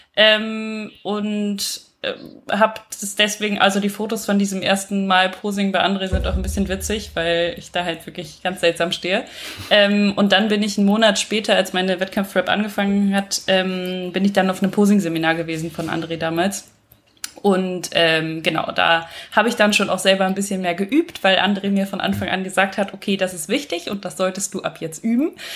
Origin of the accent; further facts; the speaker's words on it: western Germany, Germany; moved away as an adult; now in Vienna, Austria; Ich wohne seit letztem Jahr in Wien, komme eigentlich aus Deutschland, aus dem Westen aus Deutschland